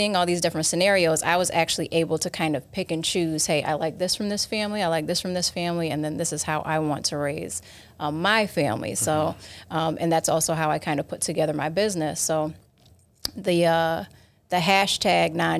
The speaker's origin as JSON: {"language": "English", "town": "Rochester", "region": "New York", "country": "United States", "said": "I'm from Rochester, New York, so about an hour away from here."}